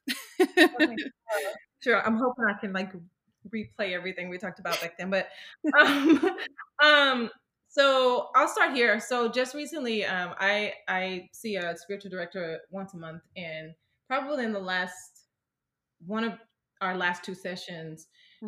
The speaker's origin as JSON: {"language": "English", "town": "Starkville", "region": "Mississippi", "country": "United States", "tie": "born or raised there", "moved": "as an adult", "lives_now": "California, United States", "said": "I um, was born and raised in Mississippi, so I live in California right now"}